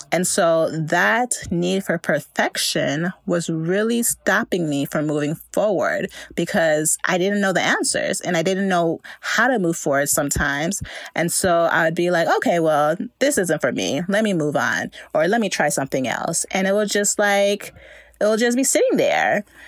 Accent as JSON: {"language": "English", "town": "Chicago", "region": "Illinois", "country": "United States", "tie": "born or raised there"}